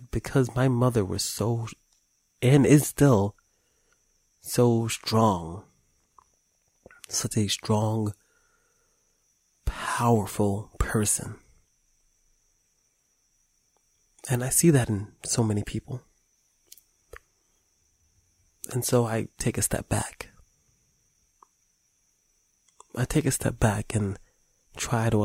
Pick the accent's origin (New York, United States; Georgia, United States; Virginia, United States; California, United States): New York, United States; New York City; I come from New York City